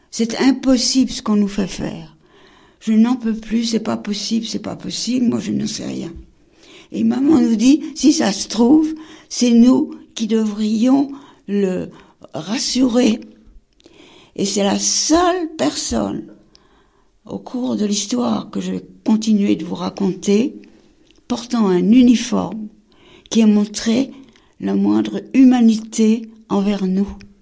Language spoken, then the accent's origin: French; Paris, Île-de-France, France; On traverse Paris, on connaît Paris, on est parisienne